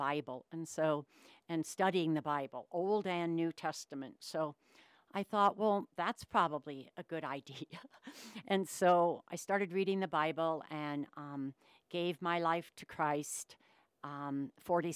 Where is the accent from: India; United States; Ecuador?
United States; Denver, Colorado; also born or lived in Kansas / Sioux Falls, South Dakota / New Mexico; I was born in Kansas, and I lived there when I was a little baby, and then I moved to Sioux Falls, South Dakota. So I lived there until I was 7, and then my family moved to Denver, Colorado. So I've been a Denver, Colorado girl, mountain girl, no ocean girl, for most of my life